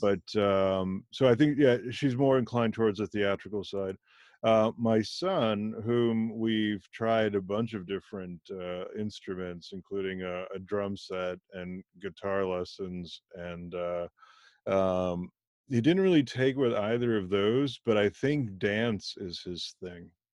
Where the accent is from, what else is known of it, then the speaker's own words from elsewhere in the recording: Germany; I was born in Germany to parents of Indian origin